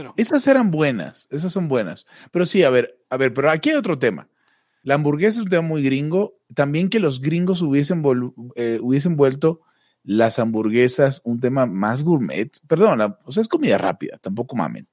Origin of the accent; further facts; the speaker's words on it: Maracaibo, Zulia, Venezuela; Maracaibo, la ciudad donde soy